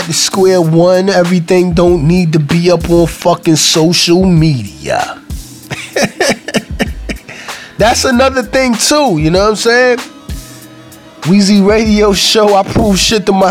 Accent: New York City, New York, United States; I'm from Brooklyn, so I'm in New York

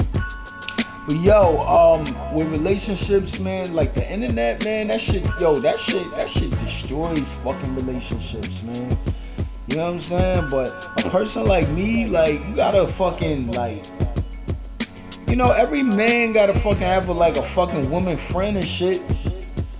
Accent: New York City, New York, United States; I am from Brooklyn

